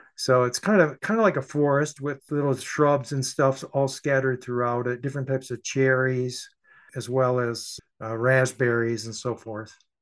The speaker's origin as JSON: {"language": "English", "town": "Saginaw", "region": "Michigan", "country": "United States", "tie": "born or raised there", "said": "my hometown, Saginaw, Michigan"}